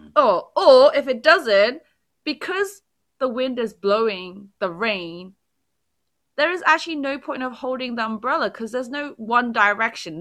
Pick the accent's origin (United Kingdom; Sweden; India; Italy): United Kingdom; England; now in South Korea; as a Brit